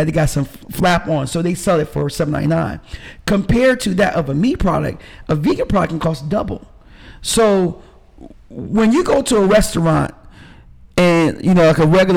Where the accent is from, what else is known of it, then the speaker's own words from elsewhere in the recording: New York, United States; now in Decatur, United States; I'm from New York originally. My family's from Jamaica, but I'm from New York